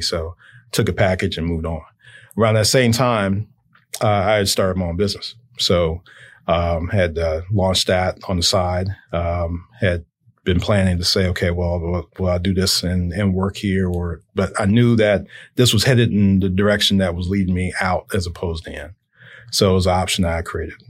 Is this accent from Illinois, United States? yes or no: yes; Chicago, Illinois, United States; also born or lived in Indiana; I grew up in Chicago